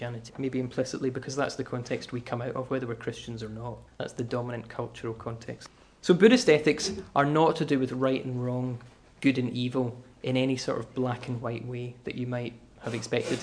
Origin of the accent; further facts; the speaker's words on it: Glasgow, Scotland, United Kingdom; I'm from Glasgow.